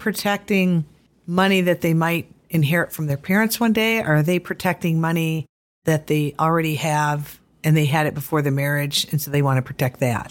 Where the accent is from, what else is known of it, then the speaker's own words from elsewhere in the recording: Detroit, Michigan, United States; I grew up in Detroit